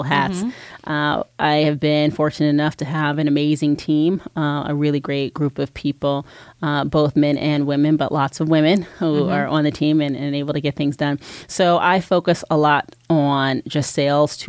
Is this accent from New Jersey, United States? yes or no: yes; New Jersey, United States; moved away as an adult; also born or lived in New York; now in Los Angeles, United States; I'm originally from New Jersey. I moved here from New York about 4.5 years ago and never looked back.